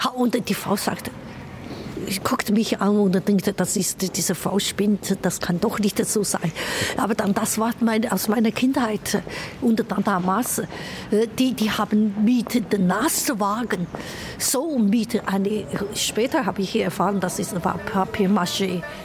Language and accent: German; Chongqing, China; German is a second language; moved away as an adult; now in Zürich, Switzerland; damals in Chongqing und in meiner Heimat